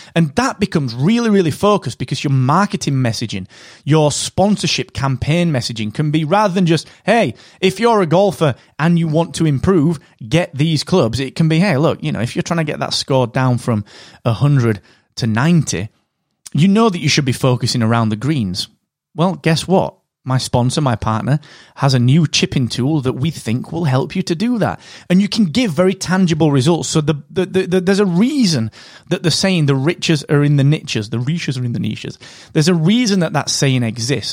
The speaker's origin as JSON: {"language": "English", "region": "England", "country": "United Kingdom", "said": "I'm English."}